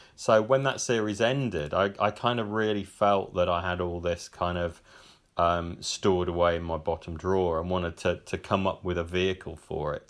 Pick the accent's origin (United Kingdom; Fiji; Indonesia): United Kingdom; Cannock, West Midlands; also born or lived in Birmingham; I grew up in Cannock, which is just a few miles, uh, a, away on the edge of the black country.